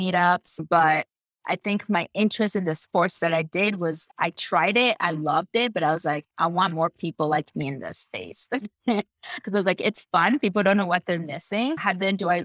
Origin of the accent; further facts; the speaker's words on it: DR Congo; English is a second language; also born or lived in United States; now in Canada; my passion in the outdoors started when I was born in Democratic Republic of Congo